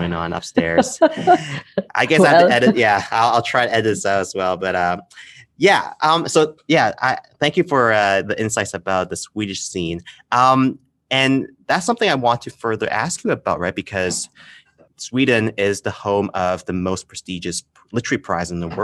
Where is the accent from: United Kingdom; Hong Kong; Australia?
Hong Kong